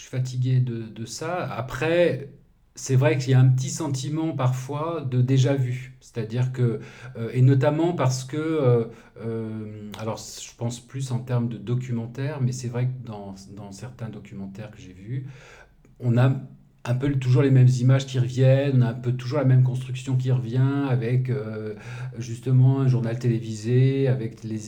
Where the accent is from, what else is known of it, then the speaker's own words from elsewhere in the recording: Lyon, Auvergne-Rhône-Alpes, France; mon enfance, c'était à Lyon